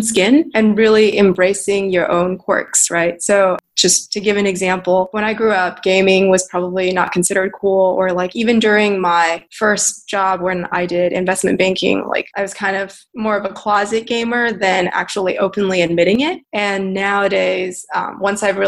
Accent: Texas, United States; moved away as an adult; also born or lived in China / New York / San Francisco; I was basically raised as a Texan. I lived there for 15 years

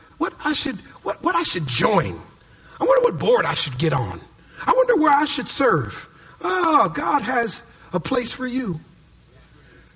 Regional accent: Minneapolis, Minnesota, United States; now in California, United States; when I was a kid growing up in Minneapolis, Minnesota

